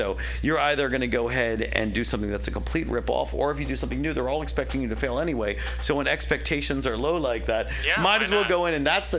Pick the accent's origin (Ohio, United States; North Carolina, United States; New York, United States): New York, United States; New York City; moved away as an adult; also born or lived in Yonkers; now in San Francisco, United States; I'm from New York. I'm from Yonkers, to be honest. Yonkers. Okay. Yeah, but I lived in New York and grew up in New York.